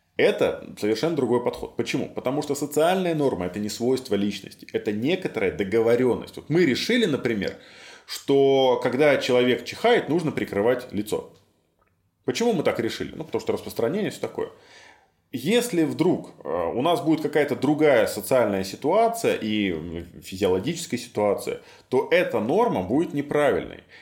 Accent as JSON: {"language": "Russian", "region": "Minsk", "country": "Belarus", "tie": "born or raised there", "said": "Я вырос на Ангарской, в северном поселке"}